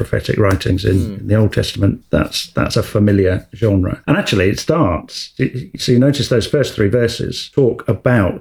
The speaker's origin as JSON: {"language": "English", "region": "England", "country": "United Kingdom", "said": "being English"}